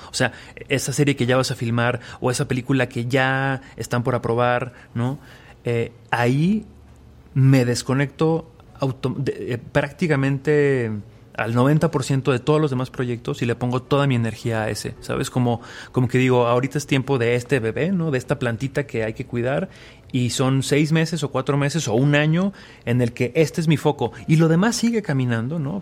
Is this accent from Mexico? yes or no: yes; Aguascalientes, Mexico; moved away; yo soy de Aguascalientes, vengo de una familia de doctores